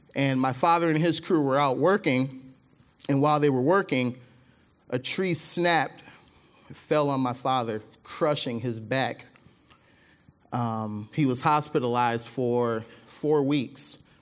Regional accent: Mississippi, United States; now in Michigan, United States; my family, we're from, uh, we're from Mississippi. That's where I was born

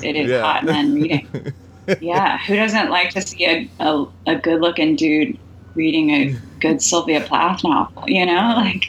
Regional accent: the South, United States; We're both from the South.

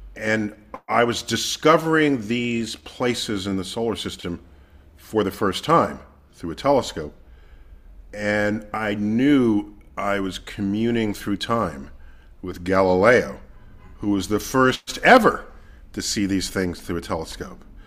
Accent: New York City, New York, United States; I grew up in the Bronx, one of the five counties that comprise New York City

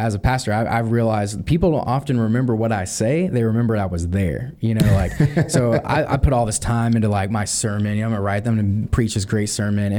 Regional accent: League City, Texas, United States; I grew up here, went to church at Clear Creek Community Church when I was in high school

